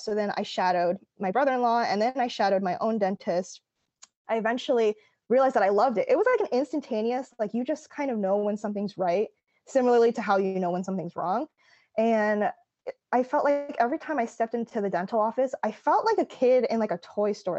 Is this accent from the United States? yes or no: yes; East Coast, United States; I grew up on the East Coast